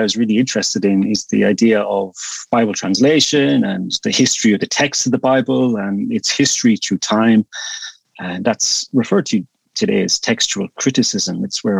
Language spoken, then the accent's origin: English; west coast of Ireland, Ireland; also born or lived in Ukraine; born and raised in Ireland, on the west coast of Ireland.